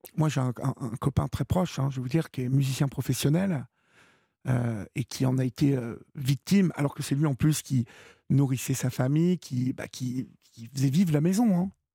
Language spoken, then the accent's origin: French; France; chez nous en France